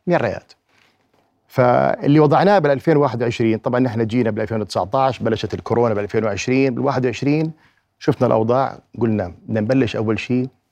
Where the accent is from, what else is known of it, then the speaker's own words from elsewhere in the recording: Jordan; عندنا في الأردن